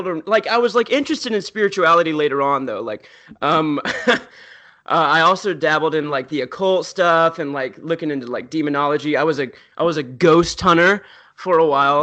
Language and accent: English; the South, United States; I grew up in the South